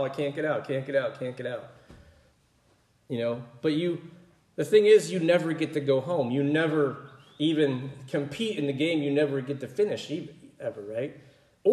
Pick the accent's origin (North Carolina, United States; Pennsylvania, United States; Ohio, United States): Pennsylvania, United States; growing up in Pennsylvania